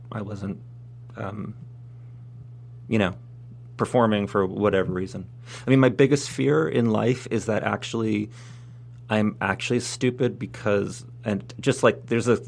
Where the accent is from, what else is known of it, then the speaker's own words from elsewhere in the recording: New Jersey, United States; also born or lived in New York City; I grew up in New Jersey. I was born in New York City.